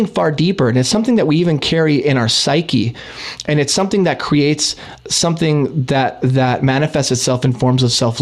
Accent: Brownsville, Texas, United States; now in Canada; where I grew up in Texas

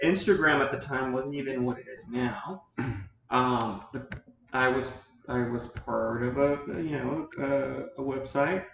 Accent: Los Angeles, California, United States; I'm originally from the Valley, a small point town called Pacoima

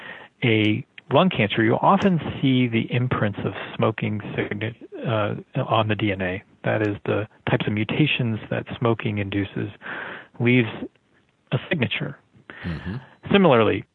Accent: Miami, Florida, United States; also born or lived in North Carolina; when I was growing up in Miami

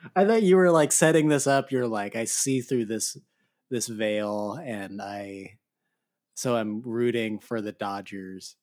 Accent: Arizona, United States; I grew up in Arizona

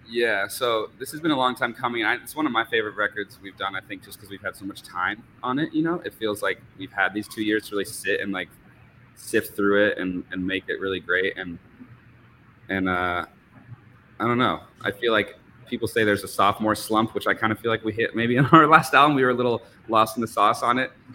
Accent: Vermont and New Hampshire, United States; moved away as an adult; also born or lived in New York; I grew up in Vermont and New Hampshire

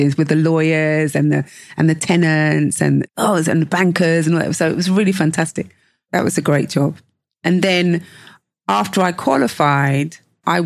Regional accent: London, United Kingdom; growing up in London

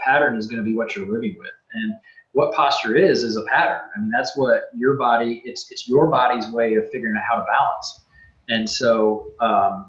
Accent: Centralia, United States; growing up in Centralia, there was definitely from whether it was parents or grandparents, we were reminded regularly to correct our posture

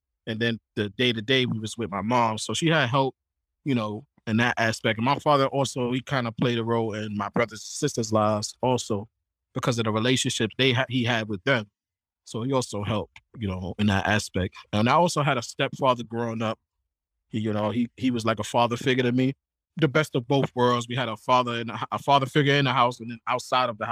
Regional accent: New York City, New York, United States; now in Portland, Maine, United States; I'm from the Bronx, New York. I grew up about 5 blocks away from Yankee Stadium

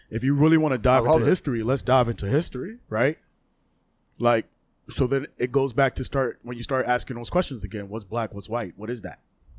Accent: Louisiana, United States; The same way Louisiana, my accent's coming out, was owned by France.

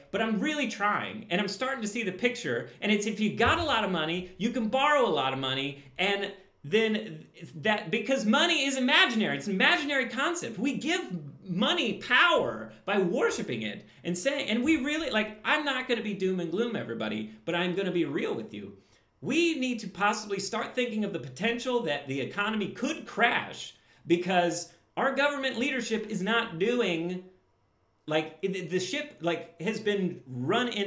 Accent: Midwest, United States; I grew up in the Midwest. I'm very aware of what the Midwestern life is like. I had an accent until I grew up.

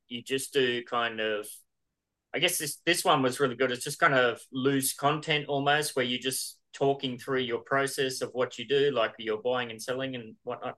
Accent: Australia; I'm Australian

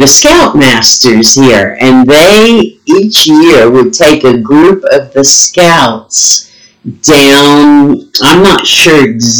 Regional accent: West Virginia, United States; I grew up on that in West Virginia.

